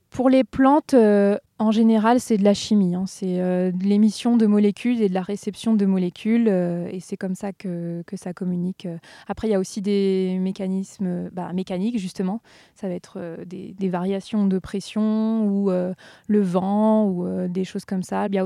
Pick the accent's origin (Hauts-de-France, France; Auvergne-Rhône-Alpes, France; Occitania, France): Auvergne-Rhône-Alpes, France; Tarentaise, Vanoise massif; le massif de la Vanoise, plutôt en Tarentaise. C'est là où j'ai grandi. Enfin, j'ai passé une grande partie de mon enfance